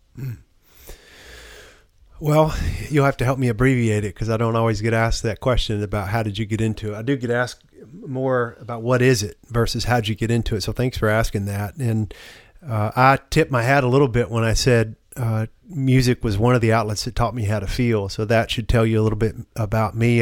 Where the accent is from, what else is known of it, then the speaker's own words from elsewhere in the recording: the South, United States; a man growing up in the South